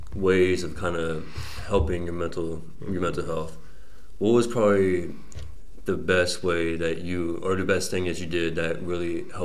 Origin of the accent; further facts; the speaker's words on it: Texas, United States; moved away as an adult; now in Massachusetts, United States; I'm from Texas, so that transition going from Texas coming to Massachusetts was kind of a little bit of a culture shock for me.